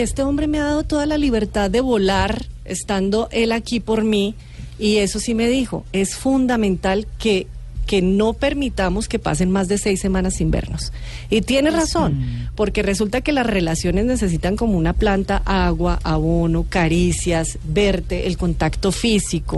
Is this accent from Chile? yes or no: no; Colombia; Como colombiana